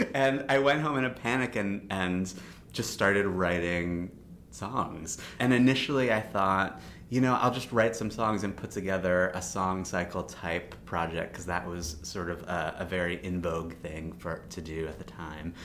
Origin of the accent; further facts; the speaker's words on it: Baltimore, Maryland, United States; I grew up in Baltimore